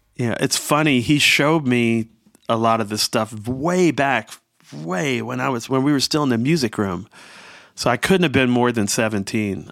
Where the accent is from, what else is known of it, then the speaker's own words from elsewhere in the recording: Washington, District of Columbia, United States; growing up in Southeast Washington